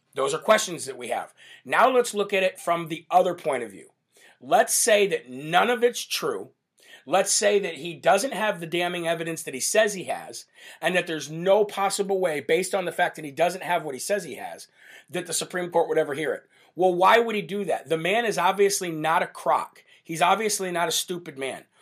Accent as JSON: {"language": "English", "region": "Illinois", "country": "United States", "tie": "born or raised there", "said": "my home state of Illinois in Chicago."}